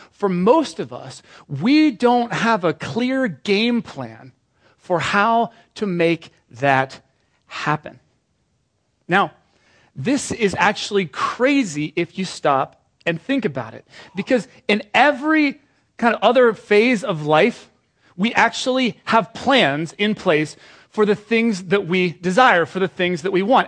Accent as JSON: {"language": "English", "country": "United Kingdom", "moved": "yes", "lives_now": "Washington, United States", "said": "I'm British"}